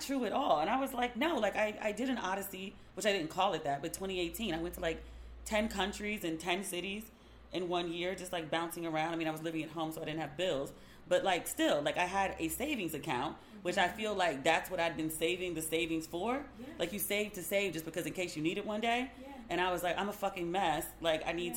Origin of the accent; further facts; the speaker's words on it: Maryland, United States; I'm from Maryland